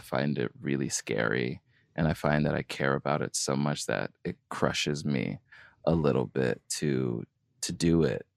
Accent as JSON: {"language": "English", "region": "California", "country": "United States", "tie": "born or raised there", "said": "as a kid growing up in California"}